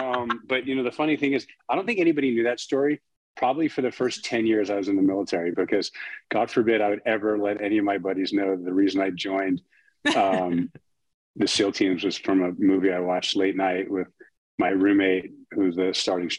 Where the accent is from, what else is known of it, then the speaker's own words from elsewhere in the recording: Long Island, New York, United States; moved away as an adult; also born or lived in Midwest; growing up on Long Island.